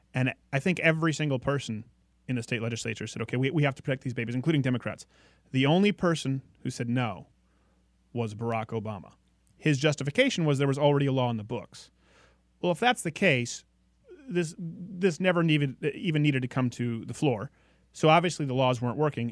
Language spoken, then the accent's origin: English; Canada; moved away; I'm from Canada.